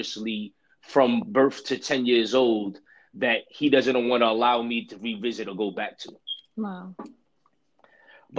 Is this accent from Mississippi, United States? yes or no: no; New York City, New York, United States; Growing up and being born in the streets of Brooklyn, New York